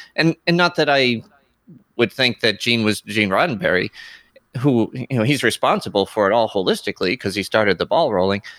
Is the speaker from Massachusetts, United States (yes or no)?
yes; Boston, Massachusetts, United States; I'm a Bostonian too